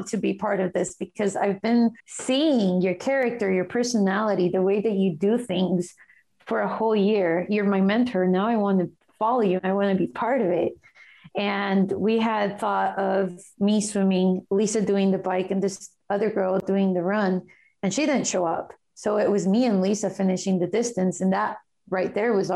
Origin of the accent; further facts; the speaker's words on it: Guatemala; moved away; my home country, which is Guatemala